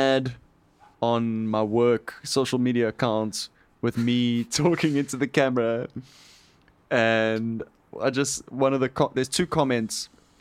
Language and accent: English; South Africa; a South African man